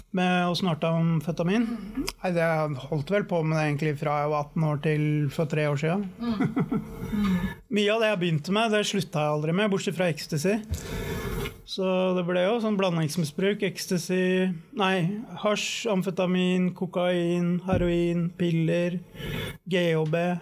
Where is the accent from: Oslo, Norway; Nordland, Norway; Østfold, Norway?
Oslo, Norway; er født på Bjølsen, eller ikke på Bjølsen, på Ullevål sykehus, men bodde på Bjølsen bodde der til jeg var ca. tre år. Og da flytta vi ned til Valmetravens gate på Sankthanshaugen. Og der bodde vi jo i 26-27 år.